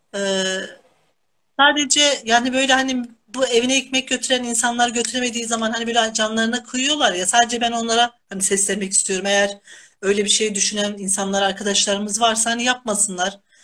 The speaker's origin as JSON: {"language": "Turkish", "region": "Kahramanmaraş", "country": "Turkey", "tie": "born or raised there", "moved": "yes", "lives_now": "Denizli, Turkey", "said": "Tabii ki Denizli benim memleketim değil. Ben Kahramanmaraşlıyım."}